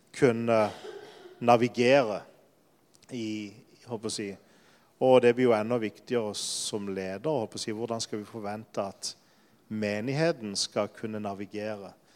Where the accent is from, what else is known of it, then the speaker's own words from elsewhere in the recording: Lyngdal, Agder, Norway; moved away as an adult; also born or lived in Denmark; now in Poland; jeg er fra Sørlandet. Jeg kommer nesten fra samme sted som Jan Sigve, fra Lyngdal